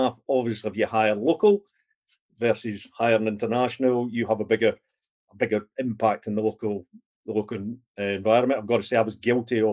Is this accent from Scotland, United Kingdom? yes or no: yes; Scotland, United Kingdom; being Scottish, who we have a tendency to look after the pennies and the pounds